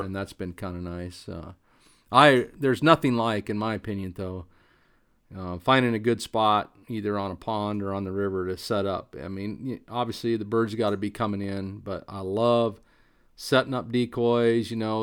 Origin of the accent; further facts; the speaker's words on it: Eastern Oregon, United States; moved away; where I grew up in Eastern Oregon.